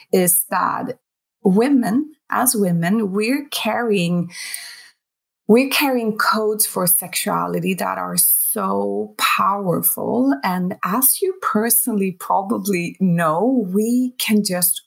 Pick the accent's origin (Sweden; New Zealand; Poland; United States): Sweden; I'm from Sweden